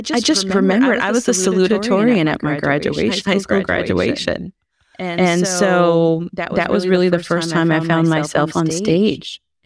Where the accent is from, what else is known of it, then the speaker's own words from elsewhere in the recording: Columbus, Ohio, United States; Columbus, Ohio.